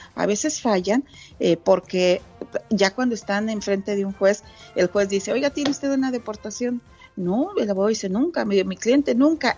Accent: Santa Catarina, Mexico; moved away; en mi pueblito, allá en Santa Catarina

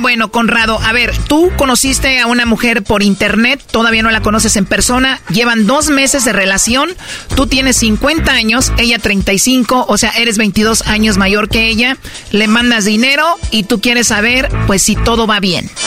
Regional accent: Michoacán, Mexico; yo soy de Michoacán.

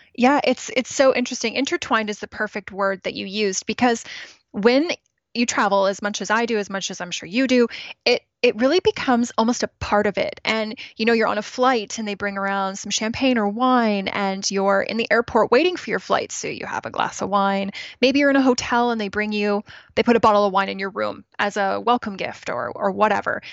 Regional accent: Ontario, Canada; moved away as an adult; also born or lived in Toronto / Regina, Saskatchewan / British Columbia; now in Kelowna, Canada; I was born in Toronto, grew up in Ontario, so other side of the, other side of the country

